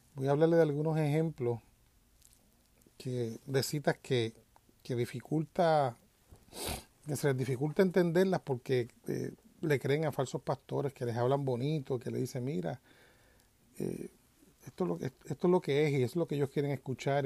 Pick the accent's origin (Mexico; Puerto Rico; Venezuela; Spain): Puerto Rico; moved away; yo vengo de Puerto Rico, en Puerto Rico pues esa palabra cristiano para el tiempo que yo me criaba o que vivía en Puerto Rico no existía